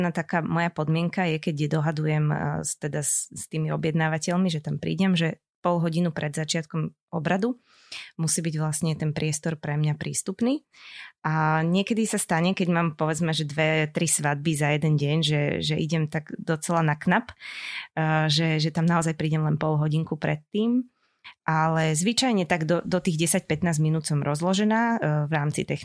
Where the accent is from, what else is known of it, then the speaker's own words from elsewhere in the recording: Senec, Bratislava Region, Slovakia; začínala som e, v jednom spevackom zbore u nás v Senci.